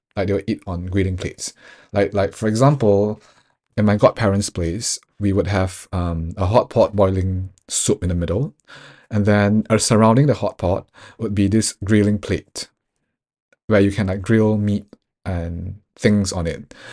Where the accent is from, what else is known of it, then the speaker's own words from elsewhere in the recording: Singapore; moved away; also born or lived in United Kingdom; growing up in Singapore